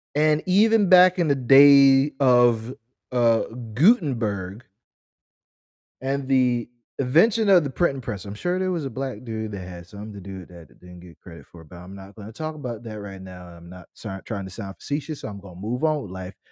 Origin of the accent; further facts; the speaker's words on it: United States; us as American black people